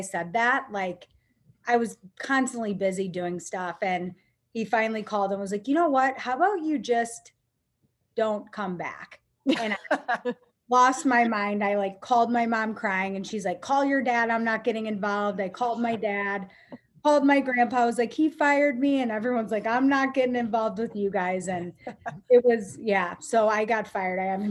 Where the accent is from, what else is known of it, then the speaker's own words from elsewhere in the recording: St. Louis, Missouri, United States; also born or lived in Mississippi; I loved growing up in St. Louis